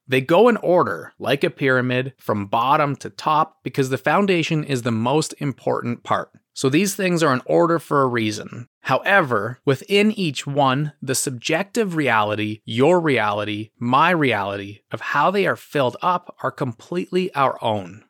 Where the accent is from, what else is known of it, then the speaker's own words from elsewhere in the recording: Ottawa, Ontario, Canada; also born or lived in Detroit; my hometown is Ottawa